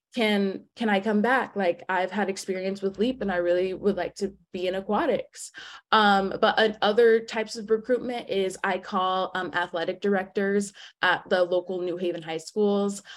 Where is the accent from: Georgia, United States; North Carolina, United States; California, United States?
Georgia, United States; Atlanta; I'm from Atlanta, Georgia